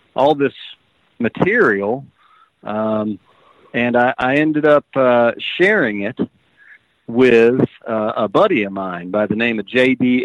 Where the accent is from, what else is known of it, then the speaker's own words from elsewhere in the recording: Ohio, United States; I was from Ohio